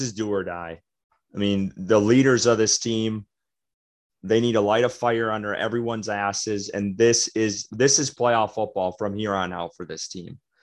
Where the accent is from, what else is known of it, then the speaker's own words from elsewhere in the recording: Wisconsin, United States; also born or lived in the Southeast (US); now in Southeastern US; I'm from Wisconsin